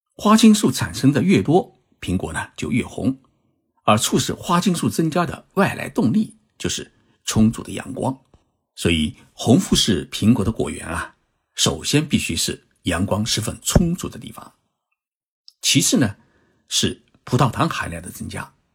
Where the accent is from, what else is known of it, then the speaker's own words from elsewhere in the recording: Zhejiang, China; moved away; 我的老家是在浙江，浙江呢是产橘子，就是不产苹果